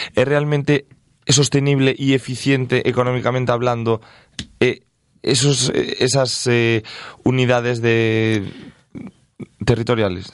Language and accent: Spanish; Galicia, Spain; now in Castile and León, Spain; yo soy gallego